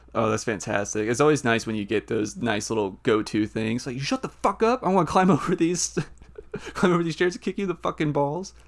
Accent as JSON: {"language": "English", "town": "Nashville", "region": "Tennessee", "country": "United States", "said": "I'm from, I'm from Nashville"}